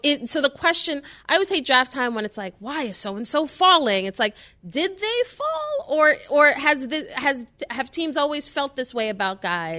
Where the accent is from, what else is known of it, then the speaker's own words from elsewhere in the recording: New York City, New York, United States; I'm from New York City